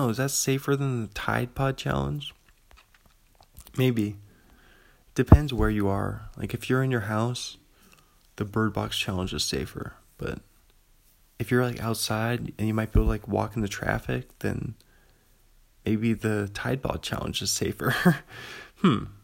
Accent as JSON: {"language": "English", "town": "Pullman", "region": "Washington", "country": "United States", "said": "I'm from Pullman. Still sitting in my apartment room looking out the window from the second floor of a coffee house uh, across the street from Washington State University over here."}